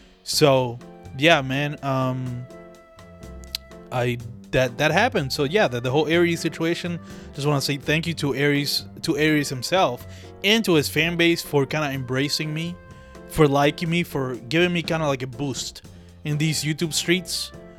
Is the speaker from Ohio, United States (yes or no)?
no; Philadelphia, Pennsylvania, United States; but fuck it, I'm from Philly, let me play some Philly shit for you